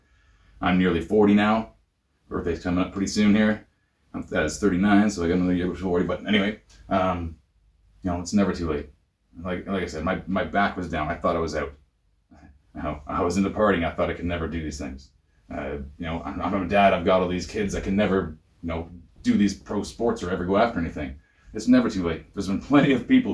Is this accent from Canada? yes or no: yes; Ontario, Canada; now in British Columbia, Canada; I grew up in Ontario